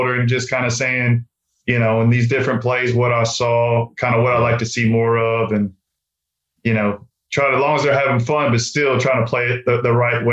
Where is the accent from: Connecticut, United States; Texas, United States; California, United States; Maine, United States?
Texas, United States; now in North Carolina, United States; growing up in Texas